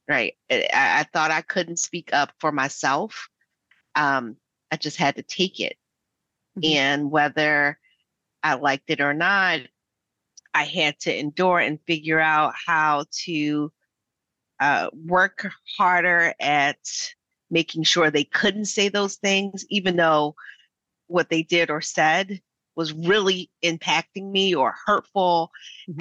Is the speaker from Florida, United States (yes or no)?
no; Philadelphia, Pennsylvania, United States; I'm a Black American. I'm from West Philadelphia